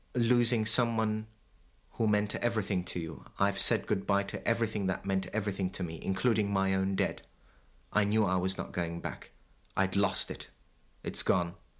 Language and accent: English; Baghdad, Baghdad Governorate, Iraq; moved away as an adult; I was born in Baghdad in nineteen fifty-eight. Um, have never lived anywhere else but Baghdad until I left in nineteen seventy-six.